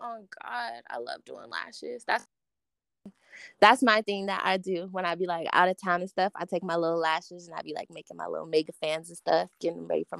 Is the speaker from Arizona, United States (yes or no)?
no; California, United States; I guess because I'm from California and I'm right. black. I'm like a Mexican black girl.